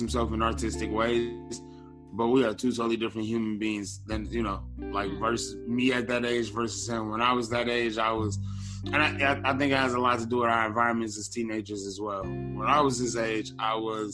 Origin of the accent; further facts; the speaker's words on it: Detroit, Michigan, United States; now in Northern Virginia, United States; I'm from Detroit. I'm from Detroit, Michigan. Born and raised West Side, Joy Road